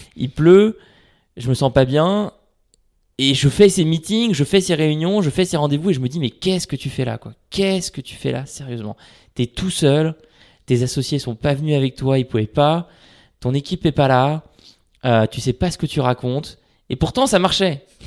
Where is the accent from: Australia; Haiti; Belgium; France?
France; Paris, Île-de-France; j'habite à Paris, je suis né à Paris et j'ai grandi à Paris